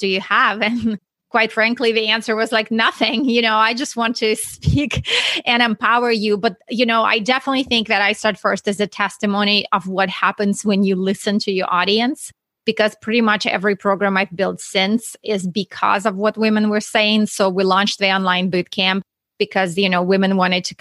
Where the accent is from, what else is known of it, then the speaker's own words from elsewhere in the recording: Russia; English is a second language; moved away; if you hear my accent, I'm not from Texas. I'm actually from Russia.